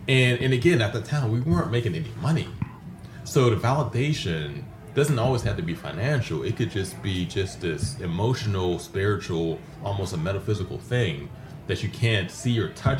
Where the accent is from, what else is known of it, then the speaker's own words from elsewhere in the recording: Panama; born there; I was born in Panama, so I'm a military brat. I was born in Panama, so I came to it naturally.